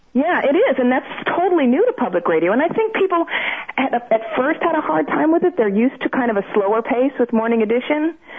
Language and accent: English; Mission Viejo, California, United States; moved away as an adult; My hometown is actually Mission Viejo, California, in Orange County